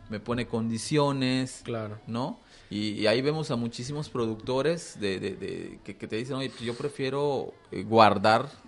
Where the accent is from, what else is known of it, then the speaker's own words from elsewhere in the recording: Mexico; es, derivado a, a la falta que nosotros tenemos como, como mexicanos de, hacer muchas cosas